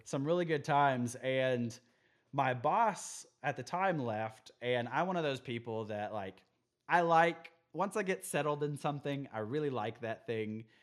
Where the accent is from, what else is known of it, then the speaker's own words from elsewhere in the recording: Midland, Texas, United States; also born or lived in Amarillo, Texas; I grew up in Midland, Texas for a long